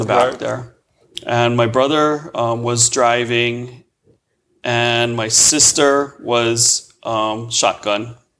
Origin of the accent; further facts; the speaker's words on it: Honolulu, Hawaii, United States; Honolulu, Hawaii.